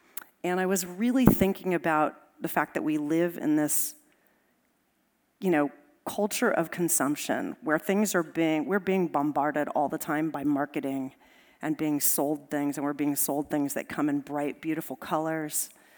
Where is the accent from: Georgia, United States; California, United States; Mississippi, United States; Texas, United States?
California, United States; Los Angeles; I grew up in Los Angeles